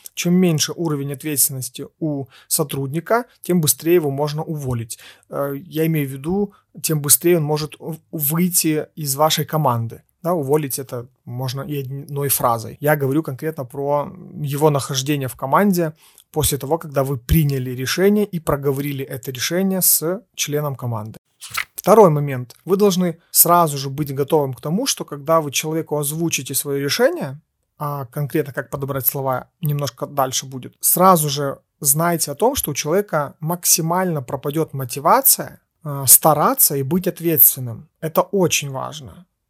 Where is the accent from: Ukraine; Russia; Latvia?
Ukraine; мы из Украины